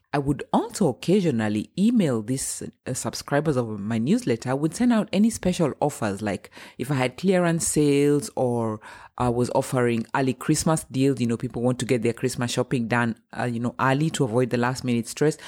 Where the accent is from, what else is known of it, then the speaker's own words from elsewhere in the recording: Kenya; now in Germany; I'm Kenyan and I'm based in Germany. I've been living here for almost twenty years.